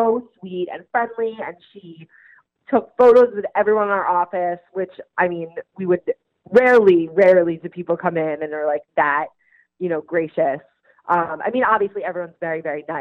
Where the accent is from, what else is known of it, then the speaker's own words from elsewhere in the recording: Long Island, New York, United States; We grew up together on Long Island